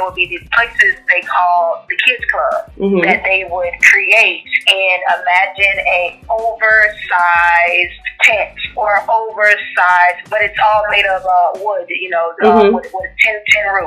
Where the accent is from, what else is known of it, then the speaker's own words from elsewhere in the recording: Port St. Lucie, Florida, United States; also born or lived in Haiti (parents); now in Gainesville, United States; Born and raised in South Florida, though. Fort Pitt, Florida. Port St. Lucie, Florida. St. Lucie County area